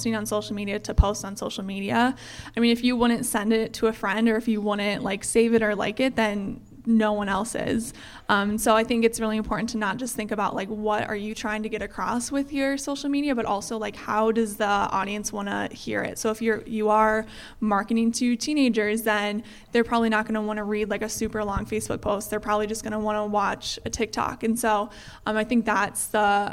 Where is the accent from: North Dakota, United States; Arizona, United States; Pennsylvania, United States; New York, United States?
North Dakota, United States; Fargo; moved away as an adult; also born or lived in Eau Claire, Wisconsin; growing up in the Fargo-Moorhead area